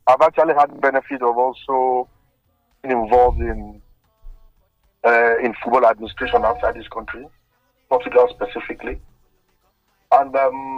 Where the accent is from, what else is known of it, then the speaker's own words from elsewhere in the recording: Nigeria; being Nigerian